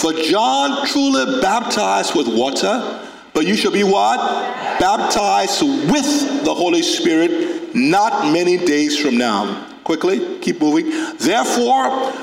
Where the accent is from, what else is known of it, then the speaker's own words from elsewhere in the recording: Carisbrook, Liberia; I grew up in Carisbrook in Liberia, a small town.